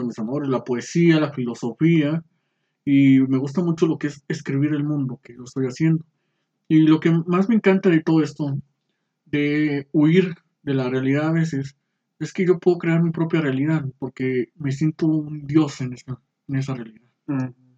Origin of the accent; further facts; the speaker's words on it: Saltillo, Coahuila, Mexico; yo soy originario aquí de Saltillo, Coahuila. Eh, nací un 25 de febrero de 1993